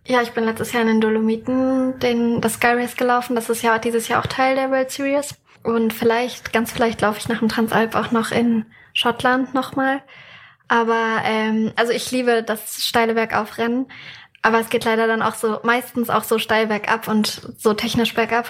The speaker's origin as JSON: {"language": "German", "region": "near the Harz", "country": "Germany", "moved": "yes", "said": "ich komme selbst ursprünglich aus der Nähe vom Harz"}